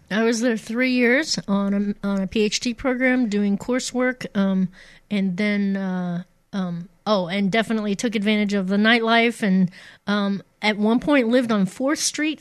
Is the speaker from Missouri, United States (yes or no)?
yes; Poplar Bluff, Missouri, United States; i grew up in a small town um, uh, the raging metropolis of Poplar Bluff, Missouri, in in the southeast, the boot heel of the state